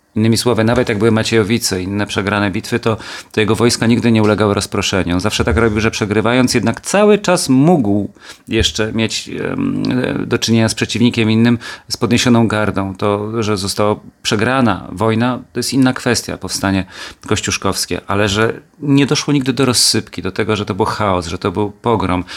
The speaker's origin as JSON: {"language": "Polish", "town": "Kielce", "region": "Świętokrzyskie Voivodeship", "country": "Poland", "tie": "born or raised there", "also_born_or_lived": "Gliwice / Katowice", "moved": "yes", "said": "Kielce moje rodzinne"}